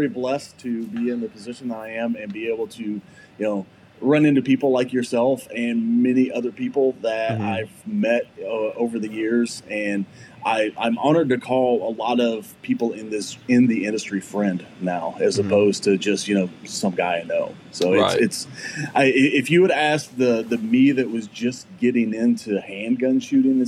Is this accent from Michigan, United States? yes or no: no; Fayette, Missouri, United States; I lived in Fayette, Missouri